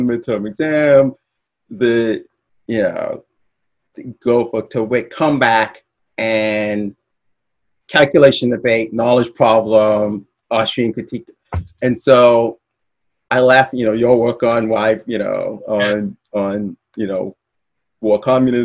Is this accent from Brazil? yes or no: no; Bahamas; moved away as an adult; also born or lived in Midwest, United States; I'm from the Bahamas